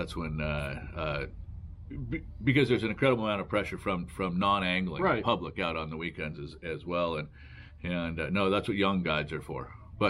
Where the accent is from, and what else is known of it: Mount Vernon, Washington, United States; born or raised there